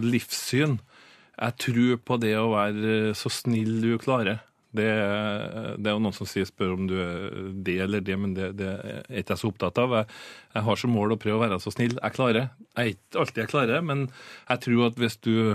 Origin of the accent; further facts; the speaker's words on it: Frøya, Trøndelag, Norway; moved away; also born or lived in Bergen; jeg er ikke fra Trondheim, men eh, jeg er fra ei øy som heter Frøya